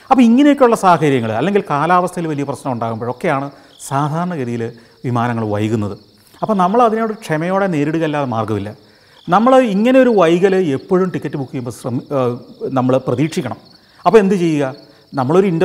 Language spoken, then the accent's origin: Malayalam; Punjab, India; പക്ഷേ ഞങ്ങൾ സെറ്റിൽ ചെയ്തിരിക്കുന്നത് എൻ്റെ പിതാവ് സെറ്റിൽ ചെയ്തിരിക്കുന്നത് പഞ്ചാബിലാണ് ഞാൻ വളർന്നതും പഞ്ചാബിൽ തന്നെയാണ് പഠിച്ചതും എല്ലാം പഞ്ചാബിലാണ്